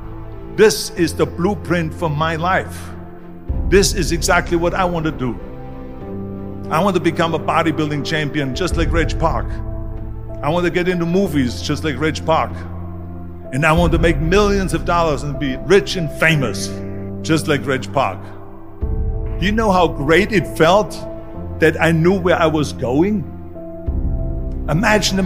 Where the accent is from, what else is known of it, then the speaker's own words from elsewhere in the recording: Austria; moved away; I was born in 1947 in Austria after the Second World War